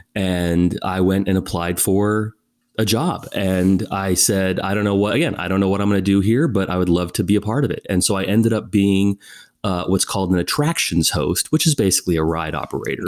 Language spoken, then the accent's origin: English; California, United States; moved away as an adult; also born or lived in Abu Dhabi; I was born and raised in California, as you said, and it was a very small town, a very small community